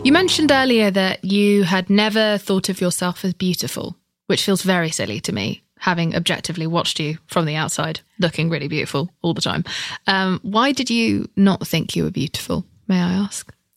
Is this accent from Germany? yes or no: no; United Kingdom; I'm British